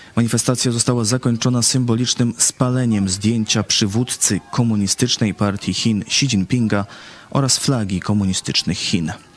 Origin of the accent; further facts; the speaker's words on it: Vietnam; now in Poland; Ja pochodzę z sąsiedniego kraju, z Wietnamu